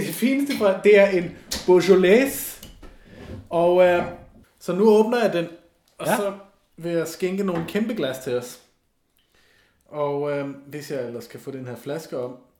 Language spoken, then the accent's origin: Danish; Germany; moved away; jeg var også tysker